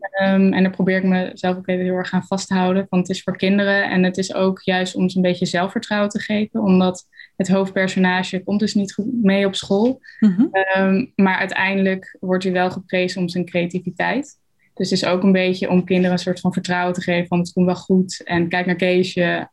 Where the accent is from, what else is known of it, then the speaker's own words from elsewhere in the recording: Arnhem, Gelderland, Netherlands; bij ons op de Arnhemse Montessori-school